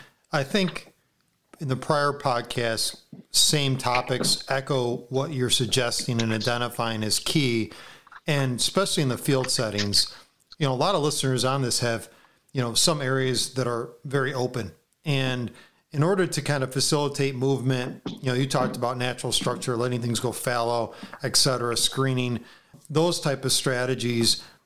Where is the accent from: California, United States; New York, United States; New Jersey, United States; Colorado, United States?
New York, United States; being a New Yorker